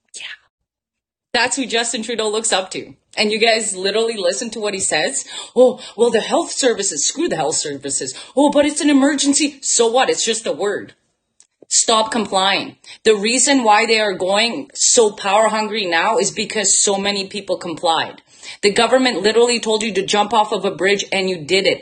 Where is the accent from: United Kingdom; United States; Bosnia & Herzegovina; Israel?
Bosnia & Herzegovina; now in Canada; And I'm from Bosnia. So I was born in former Yugoslavia.